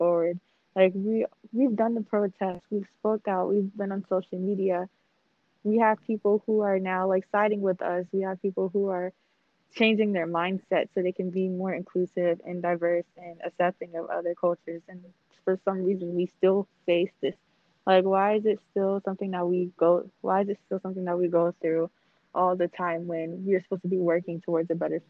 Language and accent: English; Liberia; now in United States; I was from Liberia